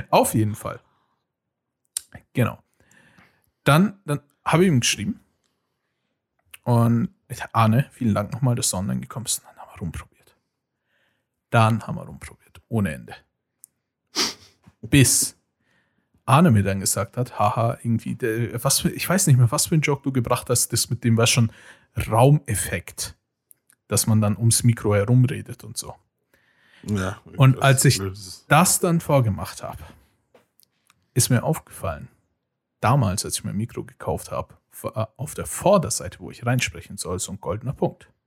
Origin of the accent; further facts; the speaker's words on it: Cologne, North Rhine-Westphalia, Germany; ich habe gar nichts mitgekriegt und ich bin Kölner.